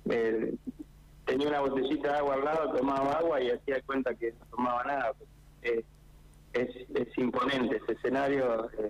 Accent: La Pampa, Argentina; nuestra provincia es, eh, bueno, entre nosotros, entre los pampeanos.

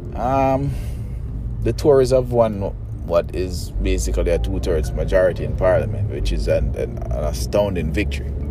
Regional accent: Jamaica; I'm a Jamaican

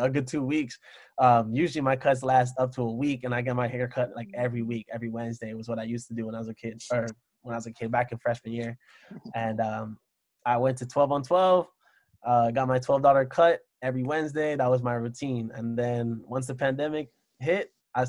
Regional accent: Miami, Florida, United States; moved away as an adult; also born or lived in Orlando, Florida; now in Columbus, United States; I'm coming from Miami, Florida, living in Orlando to go to Ohio

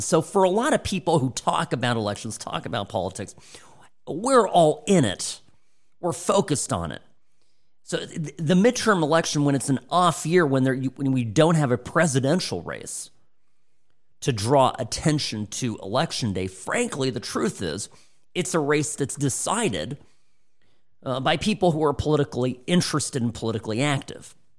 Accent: Midwest, United States; I'm from the Midwest

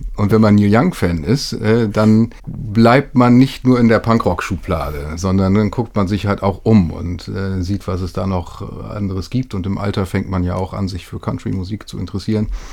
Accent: Lütjenburg, Schleswig-Holstein, Germany; now in Hamburg, Germany; Ich bin äh, in Schleswig-Holstein, wie du sagtest, aufgewachsen und in Lütjenburg zur Schule gegangen.

